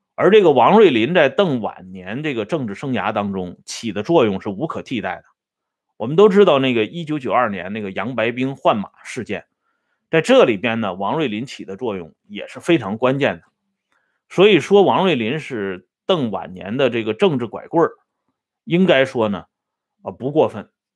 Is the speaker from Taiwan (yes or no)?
no; China; 咱们中国人有个习惯